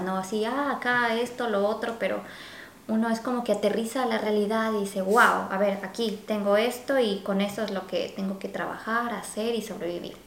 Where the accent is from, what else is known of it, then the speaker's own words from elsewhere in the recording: Quito, Pichincha, Ecuador; moved away as an adult; now in Vancouver, Canada; nosotros somos ecuatorianos y pues nuestro clima, em, sobre todo somos de la capital Quito